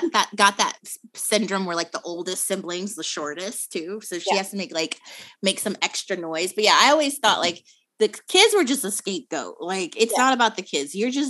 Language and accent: English; United States; I am American